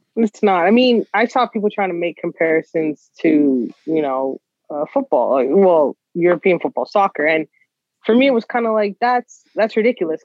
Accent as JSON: {"language": "English", "town": "Toronto", "region": "Ontario", "country": "Canada", "tie": "born or raised there", "said": "a kid from Scarborough"}